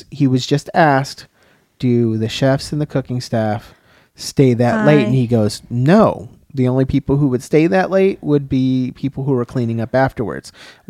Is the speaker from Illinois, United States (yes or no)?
yes; Chicago, Illinois, United States; also born or lived in Tennessee; Yeah. That's where I grew up, so.